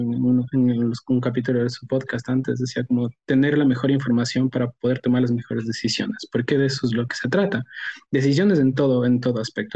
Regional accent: Ecuador; also born or lived in Australia; yo soy un economista ecuatoriano eh, estudié economía en una universidad en Ecuador

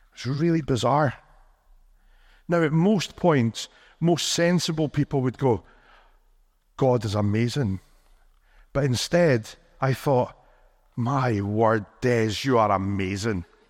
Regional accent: Rothes, Scotland, United Kingdom; now in Perth, United Kingdom; I grew up in a tiny little village called Rothes

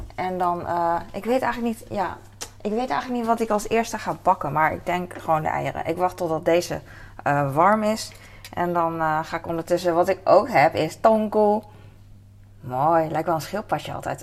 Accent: Netherlands; als Nederlander

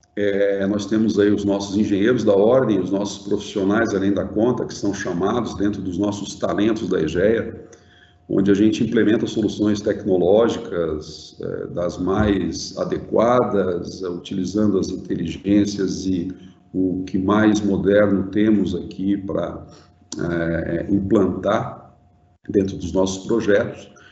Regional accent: Brazil; como, como brasileiro

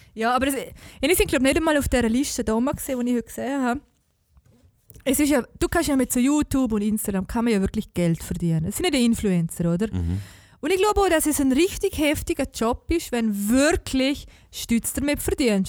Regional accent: Liechtenstein; als Liechtensteiner

